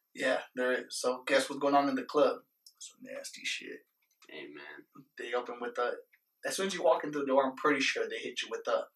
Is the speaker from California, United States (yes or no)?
no; Las Vegas, Nevada, United States; we're from Vegas